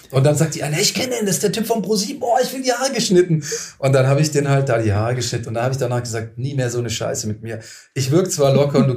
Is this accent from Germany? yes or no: no; Lustenau, Vorarlberg, Austria; Da habe ich gesagt, hey, ich komme aus Lustenau, nicht Berlin, da kommt dann keiner mehr.